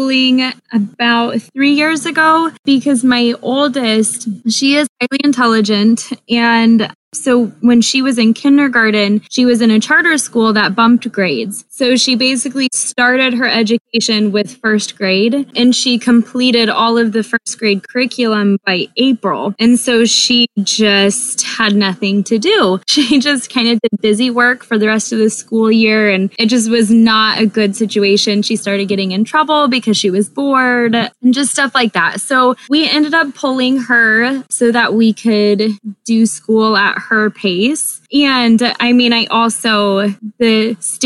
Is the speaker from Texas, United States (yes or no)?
yes; Texas, United States; moved away; also born or lived in Alaska; I grew up in Texas, and so y'all is just like a part of speech